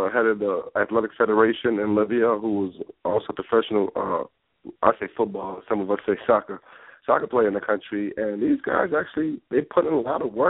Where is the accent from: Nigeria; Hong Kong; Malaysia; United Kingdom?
Nigeria; moved away; also born or lived in Boston; Growing up in my country, Nigeria